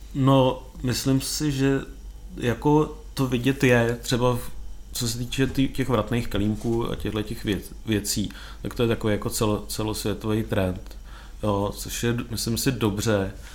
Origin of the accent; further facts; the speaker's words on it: Czechia; u nás